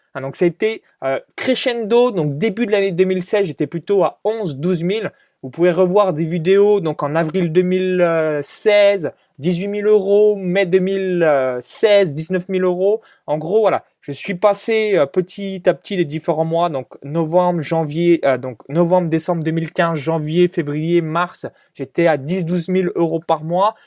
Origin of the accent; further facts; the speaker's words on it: a small village near Chalon-sur-Saône, Saône-et-Loire, Bourgogne-Franche-Comté, France; moved away as an adult; là où j'ai grandi de zéro à dix-neuf ans dans un petit village de moins de, euh, quatre-vingt-dix habitants, donc, proche de Chalon-sur-Saône